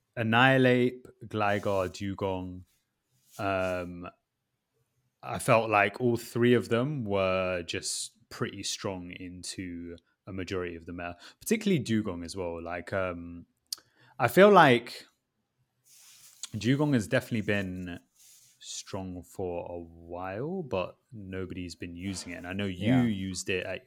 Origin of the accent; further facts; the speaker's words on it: Berlin, Germany; English is a second language; I'm from Berlin.